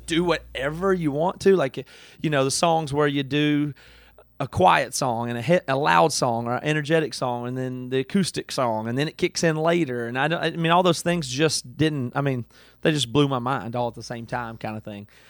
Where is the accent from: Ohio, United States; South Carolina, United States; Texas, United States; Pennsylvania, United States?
South Carolina, United States; Greenville; moved away; I grew up in a, like a farm, I mean, not a farm, but just super rural in South Carolina